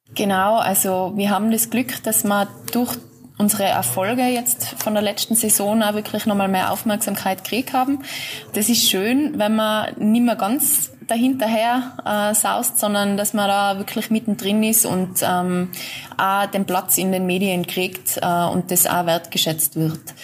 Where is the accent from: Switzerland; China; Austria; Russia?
Austria; bei uns in Österreich